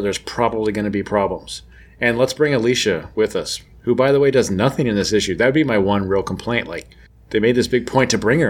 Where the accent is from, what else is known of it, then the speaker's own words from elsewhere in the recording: United States; we're American.